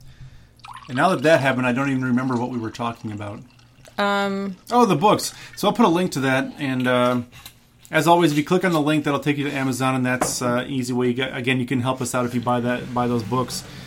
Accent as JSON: {"language": "English", "town": "Lodi", "region": "Wisconsin", "country": "United States", "tie": "born or raised there", "said": "I went to school in Lodi, Wisconsin"}